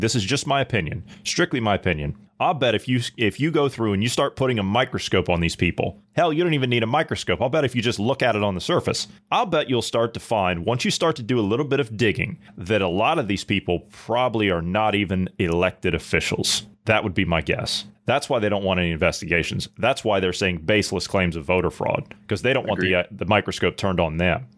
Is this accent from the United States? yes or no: yes; United States; as an American, as a as a born and raised U.S. passport holding American